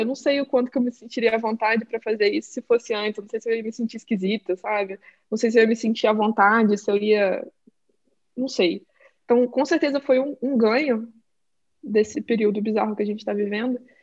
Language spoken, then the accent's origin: Portuguese; Brazil; moved away as an adult; now in Portland, United States; eu sou brasileira